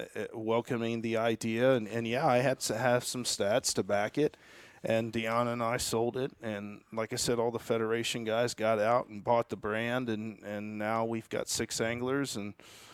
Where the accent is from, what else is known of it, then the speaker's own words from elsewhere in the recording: Terre Haute, Indiana, United States; I grew up in Terre Haute, Indiana.